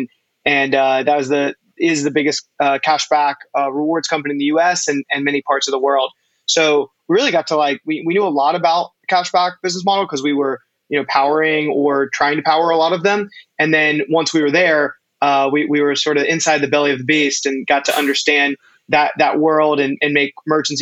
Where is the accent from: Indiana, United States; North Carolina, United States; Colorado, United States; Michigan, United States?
North Carolina, United States; now in New York, United States; I was born and raised in North Carolina